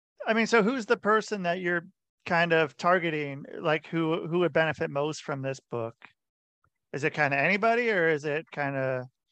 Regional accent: Portland, Oregon, United States; I'm from Portland.

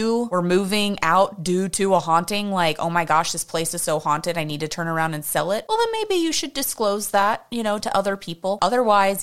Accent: Houston, Texas, United States; I'm from Houston, so I'm used to the heat.

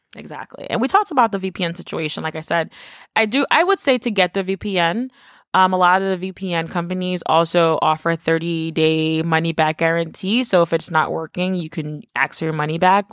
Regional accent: New York City, New York, United States; I grew up in the Bronx.

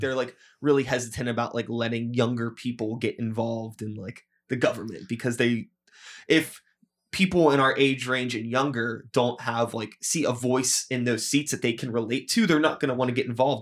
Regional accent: United States; growing up in America

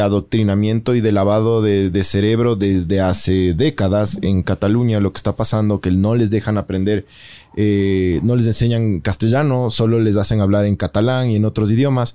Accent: Ecuador; los ecuatorianos en general somos

